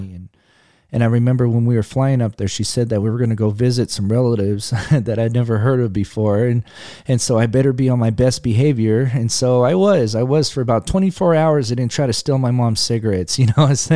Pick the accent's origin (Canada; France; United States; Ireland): United States; Fresno, California; born or raised there; also born or lived in Berkeley, California